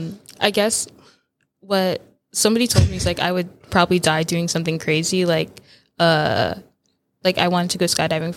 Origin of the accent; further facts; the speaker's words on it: Georgia, United States; also born or lived in Massachusetts; I was born in Massachusetts, but I went to high school and middle school in Georgia. And so that's why I don't have an accent from the South, because I'm not from the South.